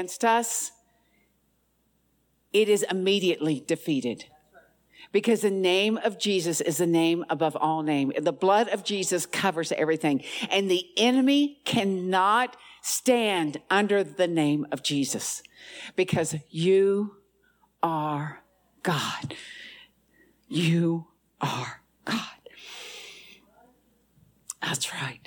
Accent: the South, United States; I'm from the South

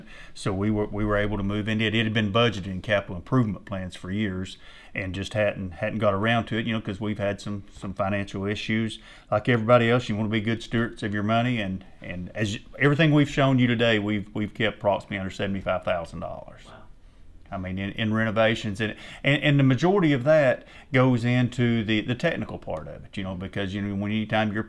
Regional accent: Sweetwater, United States; I was born and raised here in Sweetwater, played sports at high school here

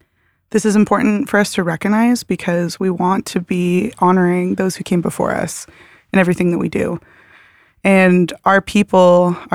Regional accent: Canada; now in Portland, United States; I immigrated from Canada in 2018, and I made my way to Portland and started attending Bridgetown

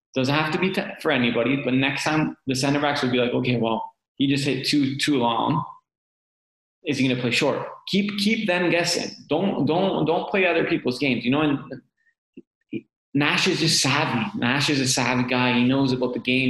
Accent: Canada; moved away; as a Canadian

